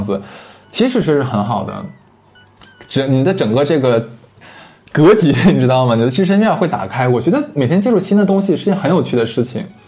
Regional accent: Northeast China, China; accent: Northeastern dialect; 总感觉你就是我们东北话的话，你就是个二流子

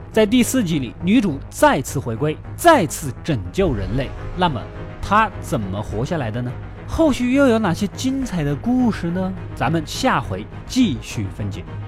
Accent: China; 我们中国人

